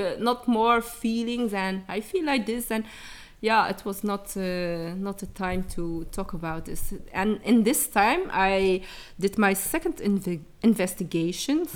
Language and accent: English; Dadizele, Flanders, Belgium; born or raised there; also born or lived in Chile